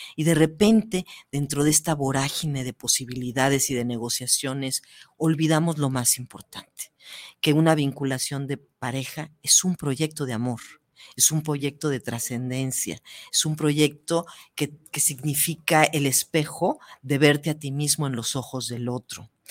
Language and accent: Spanish; Mexico; como mexicanas